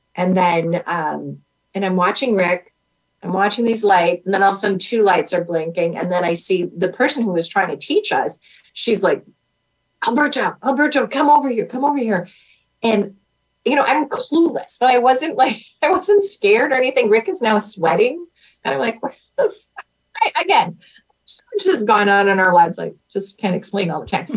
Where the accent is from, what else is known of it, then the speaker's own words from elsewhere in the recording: Wisconsin, United States; we're from Wisconsin